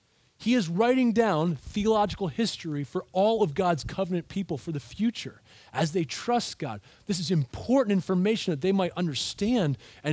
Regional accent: United States

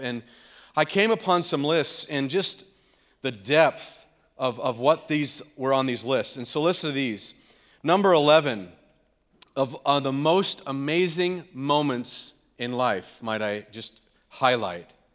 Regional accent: California, United States; now in Green Bay, United States; I'm from California, the left coast, whatever you want to call it

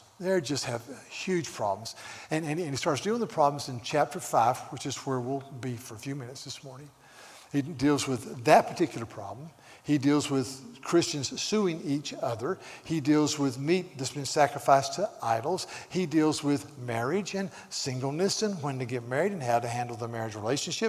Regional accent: the South, United States; now in California, United States; I'm from the South

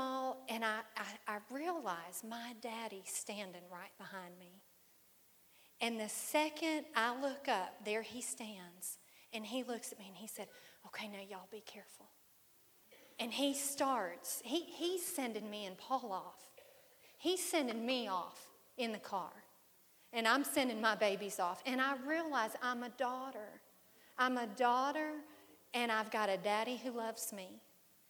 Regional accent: Fort Wayne, Indiana, United States; moved away; home is Indiana for me. I was born in Fort Wayne.

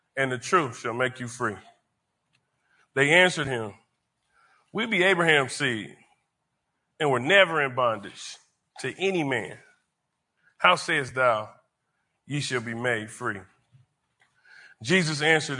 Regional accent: Wyandotte County, Kansas, United States; I grew up in Wyandotte County

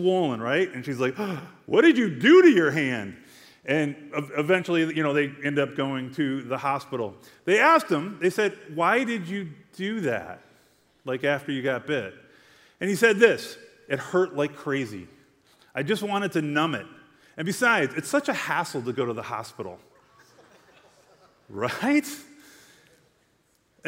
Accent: United States; I'm from Glen Ellen, right? Like, we don't have rattlesnakes up there.

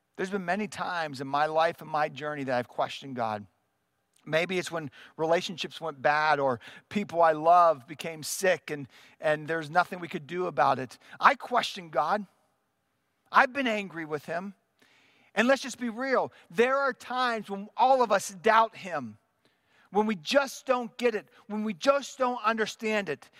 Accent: United States; as American Christians

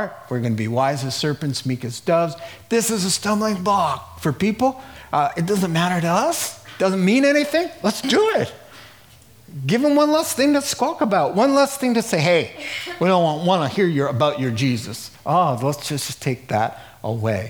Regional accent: United States; I'm an American

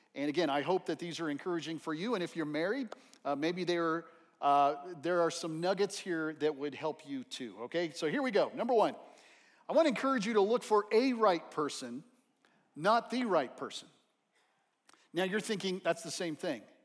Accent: El Paso, Texas, United States; Growing up in El Paso, Texas

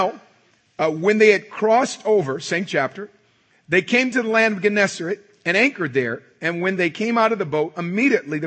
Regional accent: Oakland, California, United States; I was born in Oakland, California, born and raised. I live just outside of Oakland now

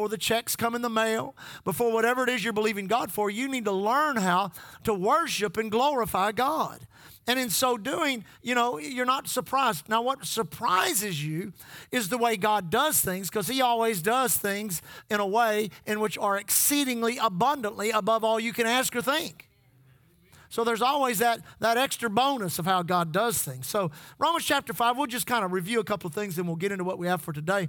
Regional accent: Texas, United States; we are from Texas

